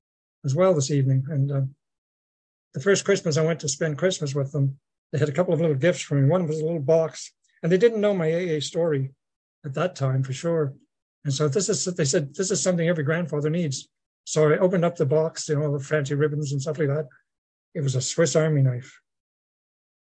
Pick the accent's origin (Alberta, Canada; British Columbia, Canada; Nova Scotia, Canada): Nova Scotia, Canada; Mulgrave; moved away; my hometown, Mulgrave, in Nova Scotia